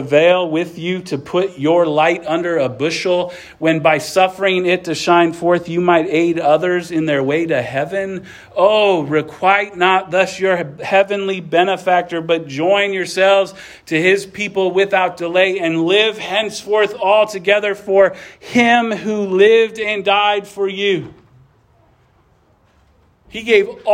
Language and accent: English; Midwest, United States; I grew up in the Midwest and we were all Christians